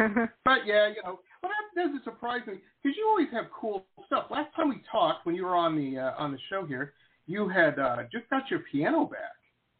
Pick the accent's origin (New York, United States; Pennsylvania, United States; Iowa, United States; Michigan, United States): Michigan, United States; Detroit; moved away as an adult; also born or lived in Southern California; now in California, United States; I'm from Detroit. I'm an old punk rocker.